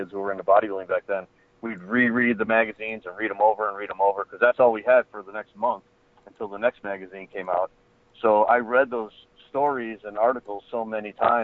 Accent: Chicago, Illinois, United States; I grew up in Chicago

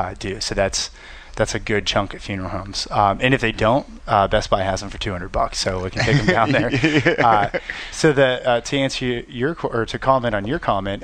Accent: Pittsburgh, Pennsylvania, United States; growing up in Pittsburgh

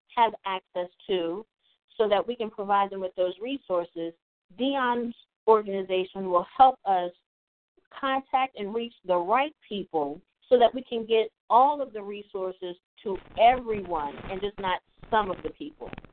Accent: Eastern Shore of Maryland, United States; I'm also from the Eastern Shore of Maryland, and I remember growing up in an underserved area.

